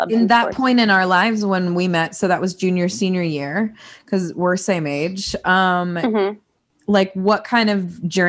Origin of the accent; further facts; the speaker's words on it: Illinois, United States; born there; moved away; so I was born in Illinois, and then, you know, once we moved from Illinois and moved to different states for like my parents' work or whatever, pastors, we would always come back for Christmas